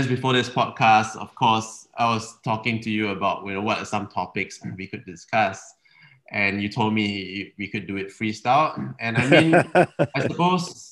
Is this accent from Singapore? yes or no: yes; Singapore; I grew up in Singapore without Marina Bay